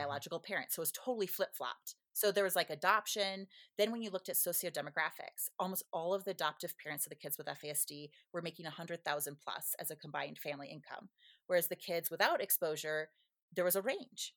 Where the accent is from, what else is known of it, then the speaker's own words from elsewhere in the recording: Minnesota, United States; moved away; also born or lived in Southern California; I grew up in Minnesota